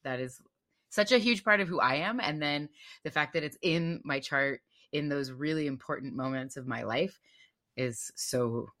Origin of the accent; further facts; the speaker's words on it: United States; now in Bay Area, United States; I am suburban. I am suburban American.